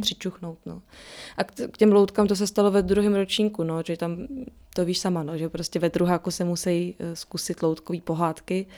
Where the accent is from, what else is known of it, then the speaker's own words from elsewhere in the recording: Czechia; my s Matějem jsme Češi